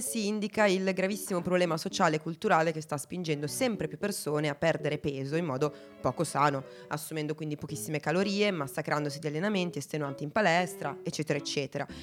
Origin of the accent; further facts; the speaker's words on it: Italy; noi siamo italiani